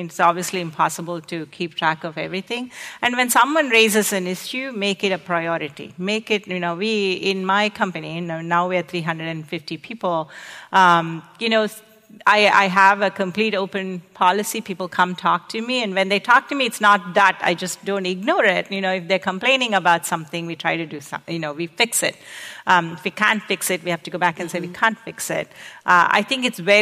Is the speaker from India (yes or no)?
yes; India; moved away as an adult; also born or lived in Arizona, United States / New York, United States; now in United States; I came from India.